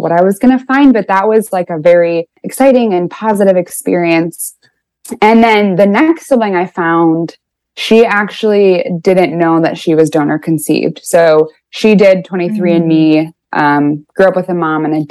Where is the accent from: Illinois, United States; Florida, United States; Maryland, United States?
Illinois, United States; Chicago; I am 25 and I am from Chicago